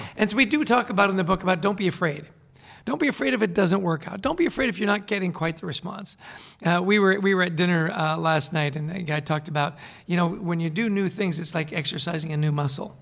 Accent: Vancouver, British Columbia, Canada; moved away; also born or lived in East Coast; I grew up in Vancouver, British Columbia

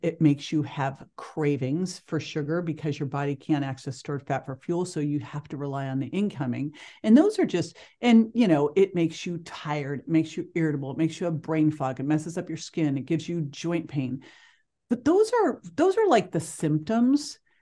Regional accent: Berkeley, California, United States; growing up in Berkeley, California

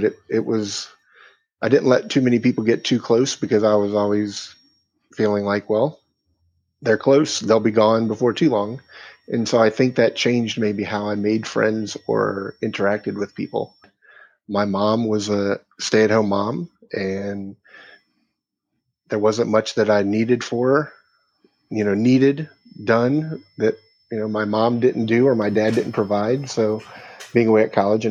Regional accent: Virginia Beach, Virginia, United States; moved away as an adult; also born or lived in Louisville, Kentucky; now in Noblesville, United States; I grew up in Louisville, Kentucky, and moved to Virginia Beach when I was 9 years old. Lived there until I was 28, and we moved to Noblesville, Indiana.

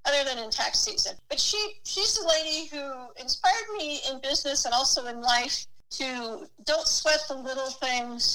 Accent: San Jose, California, United States; also born or lived in San Francisco; I was born in San Jose

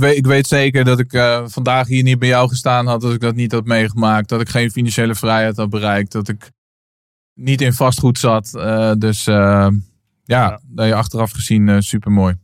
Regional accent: Naarden, North Holland, Netherlands; ik ben opgegroeid in, eh, in midden, Midden-Nederland. Ik kom uit Naarden, een klein plaatsje in het Gooi

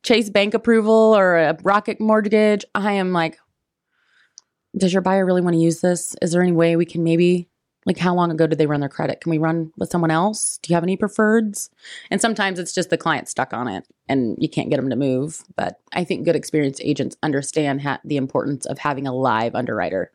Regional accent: Richmond, Indiana, United States; also born or lived in Fountain City, Indiana; now in Indianapolis, United States; I grew up, I was in, um, Fountain City, Indiana, my till I was about eight, and then, uh, graduated from Richmond High School

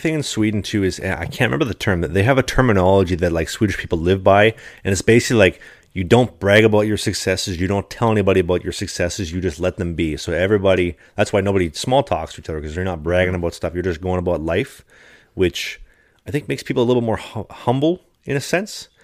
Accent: Canada; as a Canadian citizen

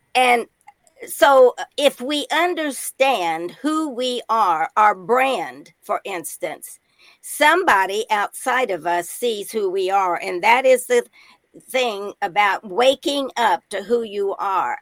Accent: Indiana, United States; moved away as an adult; now in Nashville, United States; I was from Indiana, a midwestern town

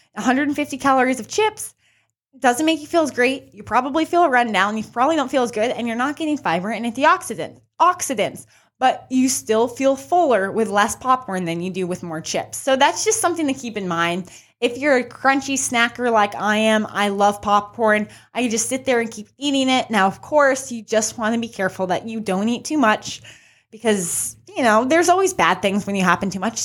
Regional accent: New Mexico, United States; I'm from New Mexico, so I'm always representing New Mexico.

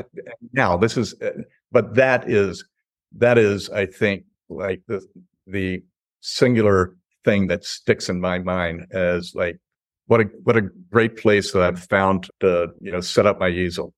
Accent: North Carolina, United States; also born or lived in Chicago, Illinois; now in Lanai, United States; I'm from North Carolina, and my wife is from Georgia

